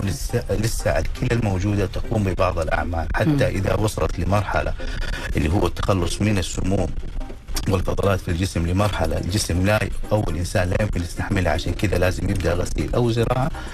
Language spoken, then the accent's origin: Arabic; Saudi Arabia; عندنا في المجتمع الخليجي والمجتمع السعودي